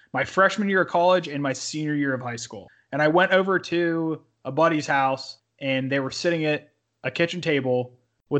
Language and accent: English; Pennsylvania, United States; born or raised there